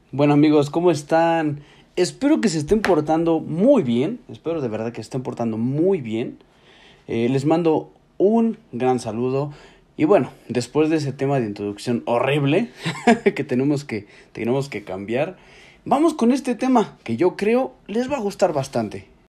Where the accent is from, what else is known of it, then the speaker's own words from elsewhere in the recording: Mexico; Como mexicanos seguimos estancados en esta etapa reflexiva